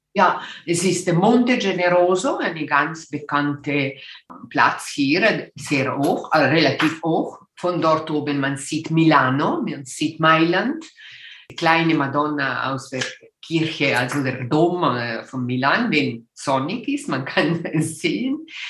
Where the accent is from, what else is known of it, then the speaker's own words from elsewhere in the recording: Ticino, Switzerland; first language Italian; German is a second language; also born or lived in Göttingen / Winterthur; ich bin aus äh, Tessin, die italienische Teil äh, vom äh, Switzerland